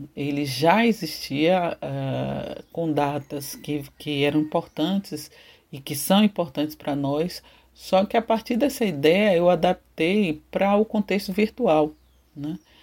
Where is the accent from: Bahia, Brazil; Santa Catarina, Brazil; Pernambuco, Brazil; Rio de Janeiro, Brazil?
Bahia, Brazil; Salvador; Eu nasci em Pernambués, bairro localizado na região do Cabula, né, antigo quilombo de Salvador